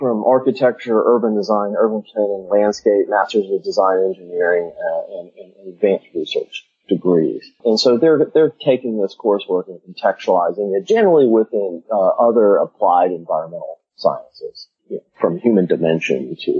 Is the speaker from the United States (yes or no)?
yes; Albany, Georgia, United States; moved away as an adult; also born or lived in Florida; And I grew up in Albany, Georgia, the deep south